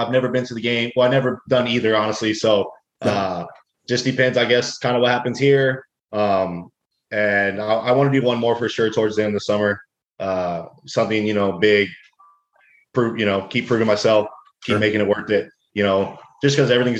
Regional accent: Texas, United States; I'm from Texas, so it's fucking hot as hell down here.

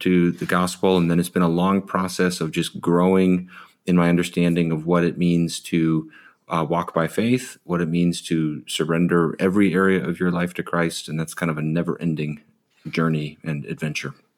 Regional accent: Chicago, Illinois, United States; also born or lived in Sierra Madre, California; now in Ojai, United States; I grew up in the Chicago suburbs

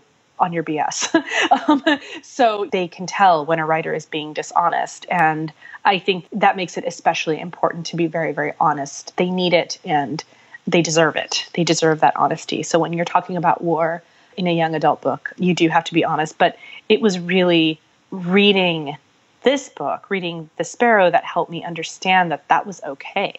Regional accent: Pakistan; my own people, my family, being that I'm Pakistani.

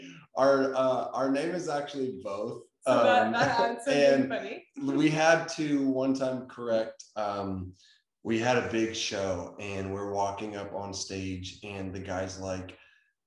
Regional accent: Tulsa, Oklahoma, United States; moved away as an adult; now in Nashville, United States; We're from Tulsa, Oklahoma

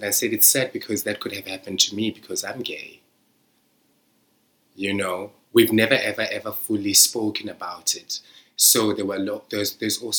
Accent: Sasolburg, Free State, South Africa; now in United Kingdom; I'm living in the United Kingdom from Zamdela. Like, people in my hometown haven't left that hometown

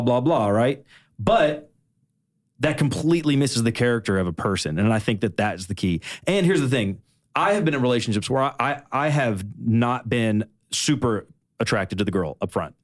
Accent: Kentucky, United States; now in Nashville, United States; originally I'm from Kentucky. I've been living in Nashville for, like, on and off for, like, nine years now

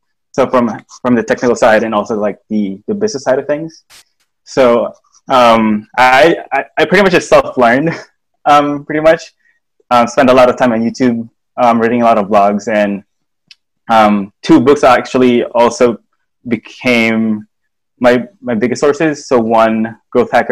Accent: Philippines; moved away as an adult; now in Silicon Valley, United States; I'm from the Philippines.

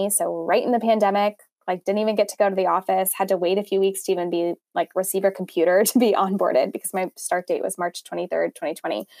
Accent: Los Angeles, California, United States; also born or lived in Durham, North Carolina; And I am from Los Angeles originally, lived here most of my life

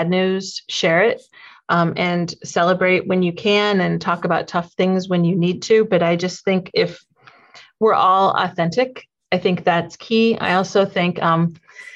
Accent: Sioux Falls, South Dakota, United States; this is my hometown. I grew up in Sioux Falls

